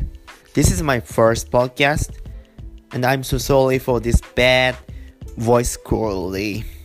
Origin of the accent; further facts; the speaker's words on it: Japan; English is a second language; I'm Japanese.